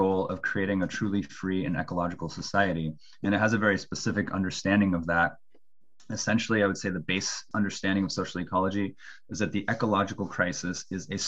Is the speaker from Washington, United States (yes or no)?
yes; Bremerton, Washington, United States; I'm from the Pacific Northwest, a town called Bremerton outside Seattle